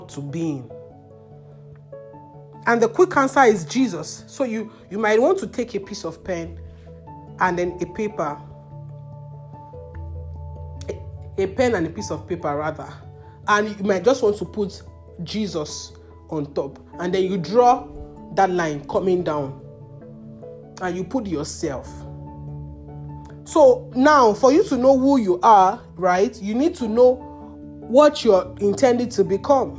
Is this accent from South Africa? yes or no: no; Nigeria; You are talking down on God's intelligence for you to regret being a Nigerian